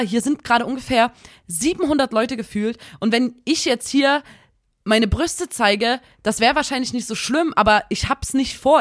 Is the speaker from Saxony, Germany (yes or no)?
yes; Saxony, Germany; accent: Saxon; dann rutsche ich immer in so ein richtiges Ekelsächsisch rein